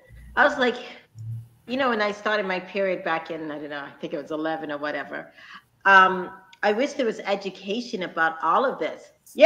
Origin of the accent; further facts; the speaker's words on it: the South, United States; you and I both came from the South, and sometimes, I don't know, one of the things, I don't know, being a Southerner